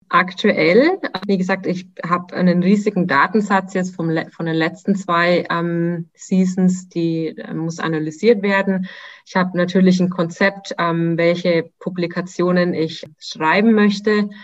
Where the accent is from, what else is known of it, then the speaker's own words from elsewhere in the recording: Nuremberg, Bavaria, Germany; moved away as an adult; Ich vermisse meine Heimat sehr